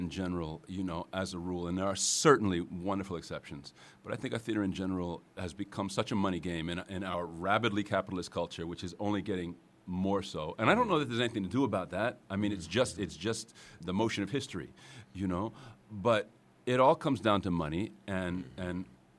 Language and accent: English; New York, United States; Westchester County. {S4} So this is home. {S6} This is home.